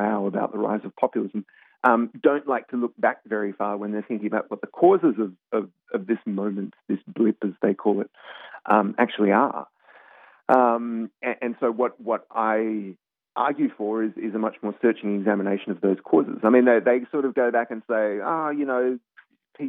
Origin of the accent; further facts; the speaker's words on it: Australia; now in United States; obviously I'm Australian, but I've lived in the US for quite a while now